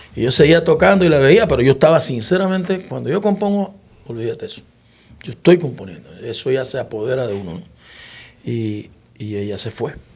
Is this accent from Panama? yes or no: yes; Panama; moved away as an adult; also born or lived in Santiago de Veraguas / Puerto Rico; yo soy panameño, que estoy acá en Puerto Rico